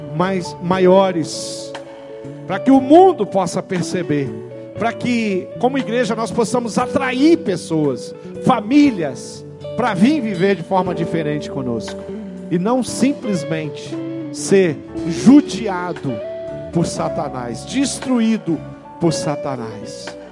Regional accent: Brazil; Eu sou brasileiro, eu vivo no Brasil

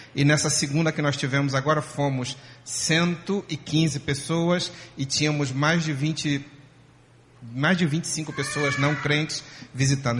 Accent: Rio de Janeiro, Brazil; now in Málaga, Spain; eu, como carioca que sou

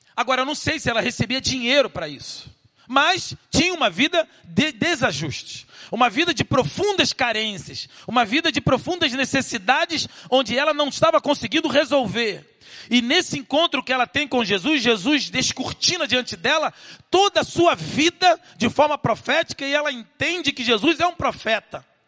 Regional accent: Rio de Janeiro, Brazil; Vim do Rio de Janeiro, nascido lá em Realengo

